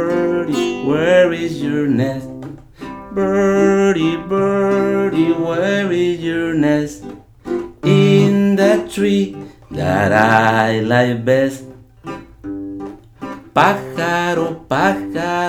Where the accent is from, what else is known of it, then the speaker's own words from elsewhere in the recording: El Salvador; moved away; growing up in El Salvador